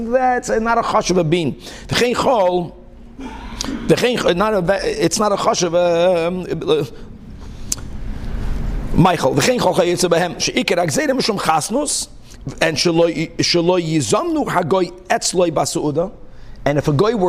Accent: Brazil; moved away; also born or lived in Hong Kong; when I grew up in Brazil

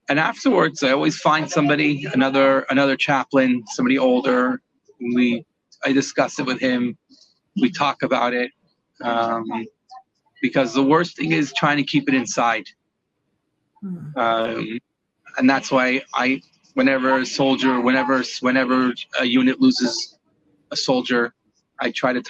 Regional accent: Morristown, New Jersey, United States; moved away as an adult; now in Israel; I was born in Morristown, New Jersey. I grew up all my childhood and yeshiva

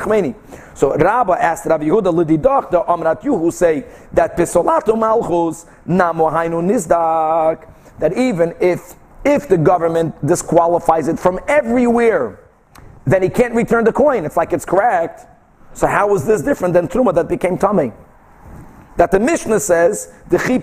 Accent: Brazil; moved away; I grew up in Brazil

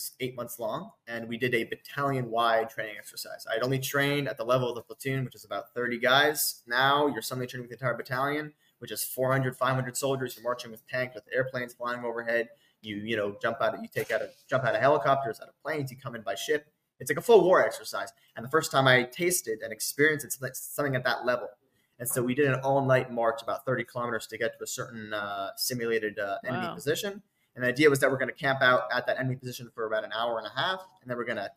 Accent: United States; now in Israel; I'm an American, I'm an Israeli, I'm a soldier, I'm a commander.

